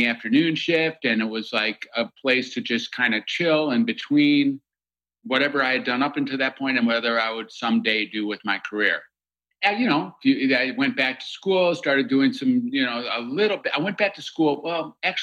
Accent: Michigan, United States; I grew up in Michigan

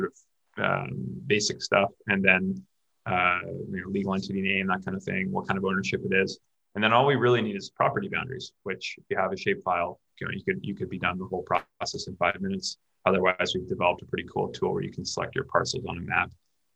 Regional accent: Canada; I'm from Canada

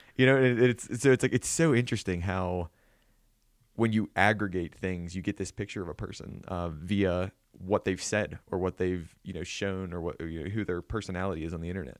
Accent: southwestern Pennsylvania, United States; moved away; I'm from, you know, originally, you know, southwestern Pennsylvania

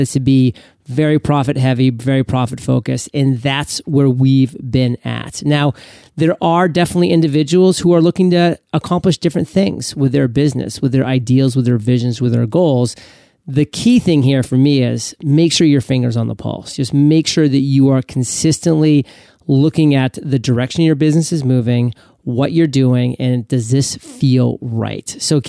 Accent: Maine, United States; Yeah, Maine has thunder showers from time to time, for sure.

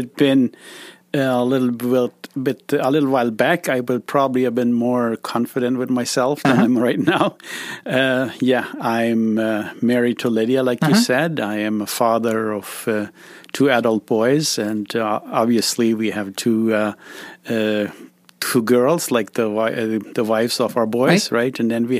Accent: Lolita, Boquerón, Paraguay; also born or lived in Paratodo; I grew up in Lolita, which is a town between, between Paratodo and Loma Plata

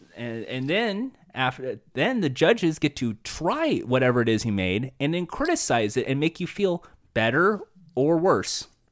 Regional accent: United States; I'm American

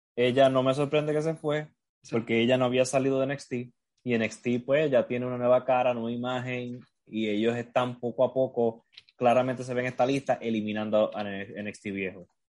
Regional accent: Puerto Rico; accent: Puerto Rican Spanish; como dicen aquí en español puertorriqueño

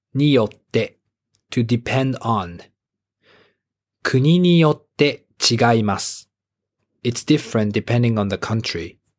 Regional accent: Japan; 私は日本で生まれて日本で育って英語を勉強して上手になりました

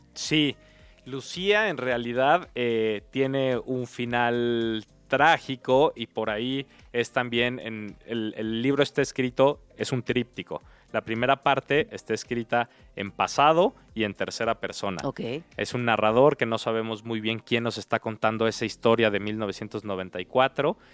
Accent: Mexico City, Mexico; crecí en, en, Tepepan, al sur de la Ciudad de ah, México

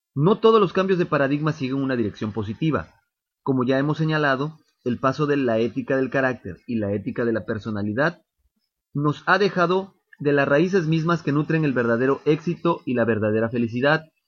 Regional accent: Mexico; como mexicanos

